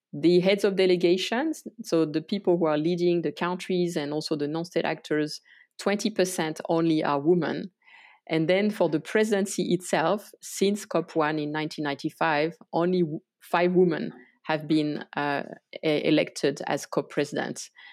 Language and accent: English; France; moved away as an adult; also born or lived in Tajikistan / Santiago, Chile; I was actually born in France. Uh, I grew up in the countryside